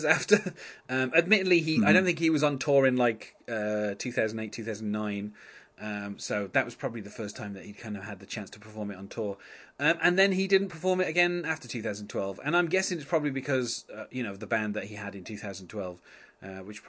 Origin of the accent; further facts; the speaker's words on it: England, United Kingdom; I'm English